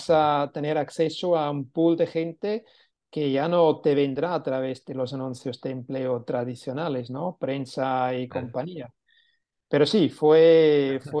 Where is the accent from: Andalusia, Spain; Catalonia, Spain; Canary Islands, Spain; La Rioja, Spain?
Catalonia, Spain; si íbamos a vender como catalanes a Madrid, pues no teníamos el mismo éxito como siendo madrileños vendiendo en Madrid